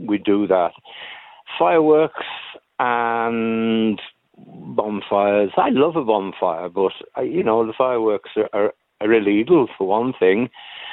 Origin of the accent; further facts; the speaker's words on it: Isle of Man; now in Cork, Ireland; As a child, I grew up in the Isle of Man